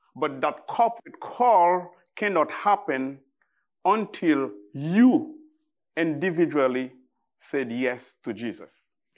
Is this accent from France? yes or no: no; Haiti; English is a second language; I am from Haiti. I am Haitian.